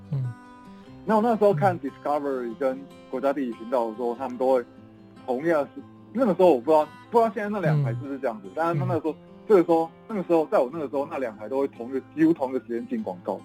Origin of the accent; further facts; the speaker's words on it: Chiayi, Taiwan; 我是嘉义人